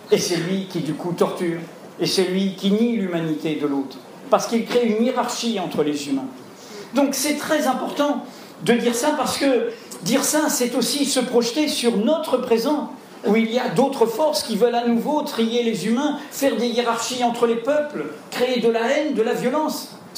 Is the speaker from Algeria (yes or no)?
yes; Algeria; moved away as an adult; also born or lived in Martinique; now in France; j'ai grandi à la Martinique, j'ai grandi en Algérie et je suis arrivé en France, j'avais 18 ans dans l'Algérie indépendante